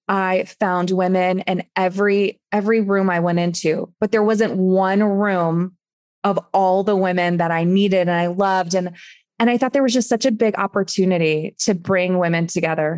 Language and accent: English; East Coast, United States; moved away as an adult; now in Phoenix, United States; when my husband moved here to Phoenix, where we're living now, we're from the East Coast